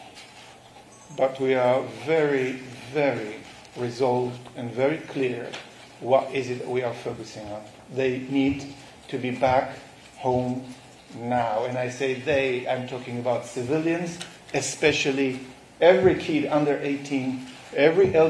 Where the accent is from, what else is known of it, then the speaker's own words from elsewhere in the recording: Nir Oz, Southern District, Israel; now in London, United Kingdom; kibbutz Nir Oz, where I was born, grew up, woke up to a massacre